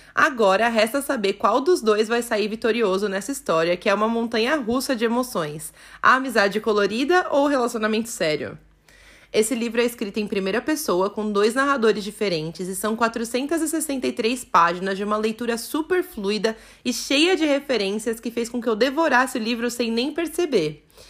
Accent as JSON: {"language": "Portuguese", "region": "São Paulo", "country": "Brazil", "said": "E eu sou de São Paulo"}